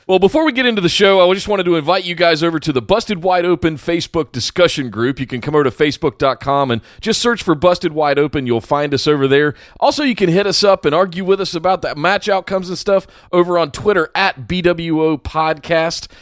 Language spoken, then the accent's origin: English; Charlotte, North Carolina, United States; my hometown.